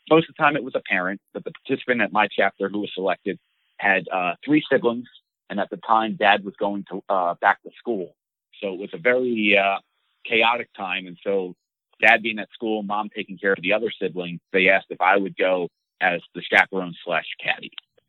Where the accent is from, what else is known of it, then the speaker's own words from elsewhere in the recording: East Coast, United States; for me being growing up on the East Coast, I struggled so bad helping him with the greens.